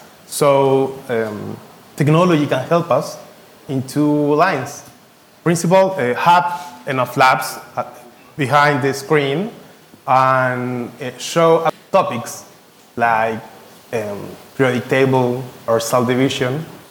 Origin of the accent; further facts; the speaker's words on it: Chile; from Chile.